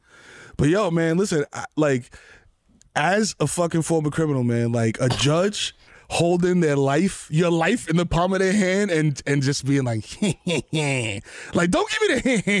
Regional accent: New York City, New York, United States; I grew up in the Bronx

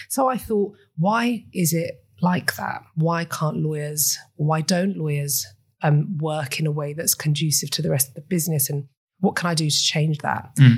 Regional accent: Cyprus; accent: British; moved away as an adult; also born or lived in United Kingdom; Okay, so I was born and raised in Cyprus.

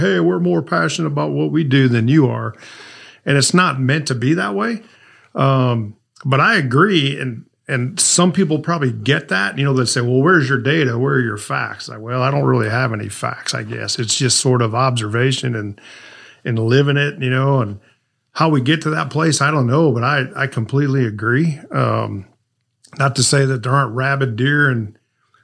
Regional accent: St. Louis, Missouri, United States; I grew up in St. Louis, Missouri

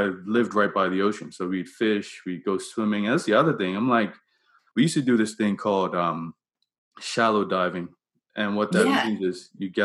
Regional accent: Bermuda; I grew up in Bermuda

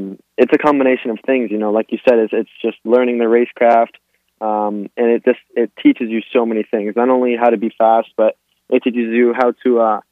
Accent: Miami, Florida, United States; born or raised there

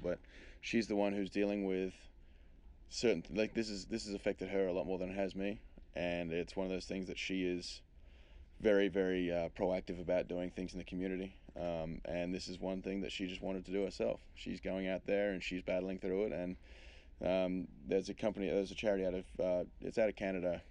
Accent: Australia; moved away as an adult; now in United States; I'm being being Australian

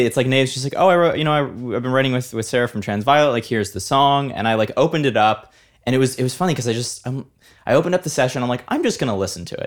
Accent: Italy; moved away; growing up in Italy

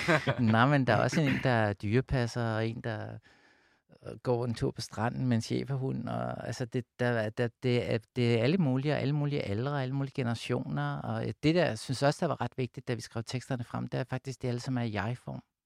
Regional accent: Amager, Capital Region of Denmark, Denmark; Jeg voksede op ude på Amager

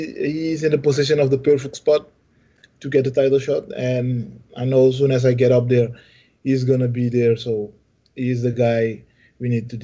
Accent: Suriname

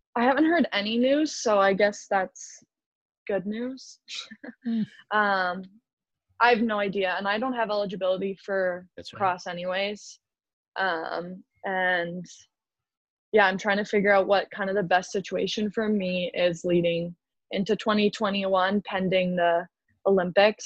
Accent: Canada; Canadians love to drink, so I feel like I have to like back up my people on

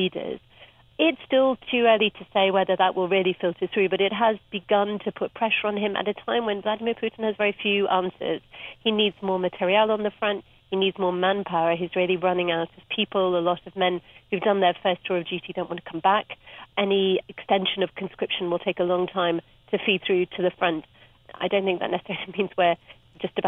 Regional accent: Cape Town, Western Cape, South Africa; moved away; I grew up in Cape Town and I was there for the 1980s

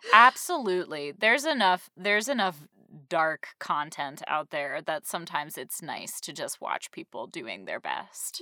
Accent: Western Massachusetts, United States; moved away; I grew up in Western Massachusetts

